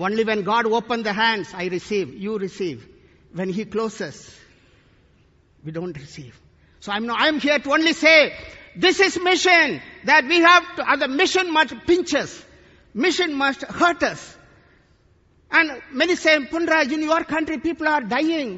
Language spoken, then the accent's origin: English; India; today I come from India